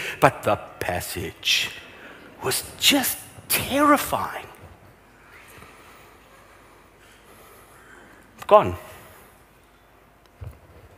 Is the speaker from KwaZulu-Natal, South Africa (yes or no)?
no; Vereeniging, Gauteng, South Africa; So I grew up in Vereeniging